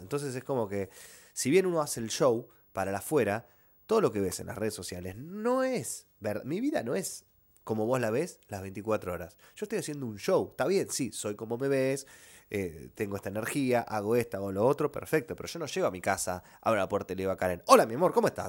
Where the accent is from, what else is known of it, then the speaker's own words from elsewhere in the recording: Argentina; somos argentinos